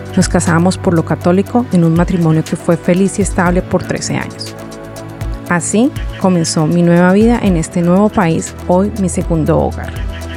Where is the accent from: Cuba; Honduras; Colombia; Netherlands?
Colombia; moved away as an adult; also born or lived in Florence, Italy; now in Sydney, Australia; Volví a Colombia en el año de mil novecientos noventa y nueve